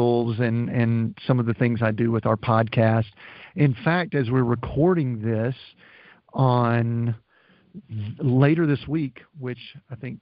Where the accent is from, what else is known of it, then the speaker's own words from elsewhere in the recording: the South, United States; We're from the South